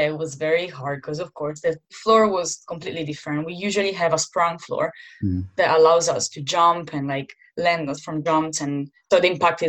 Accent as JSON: {"language": "English", "town": "Milan", "region": "Lombardy", "country": "Italy", "moved": "as an adult", "lives_now": "London, United Kingdom", "said": "I'm from Milan, and Milan is such a beautiful city."}